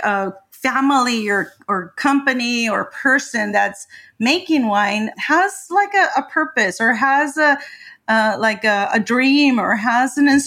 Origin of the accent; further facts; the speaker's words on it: Ensenada, Baja California, Mexico; moved away as an adult; also born or lived in Tijuana; I'm from Ensenada, Mexican, and I did live there until 15 years ago.